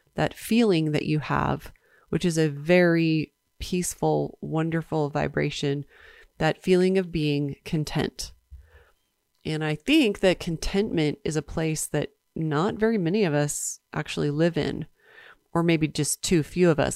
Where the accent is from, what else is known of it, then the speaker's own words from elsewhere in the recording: East Coast, United States; now in Park City, United States; I grew up in the East Coast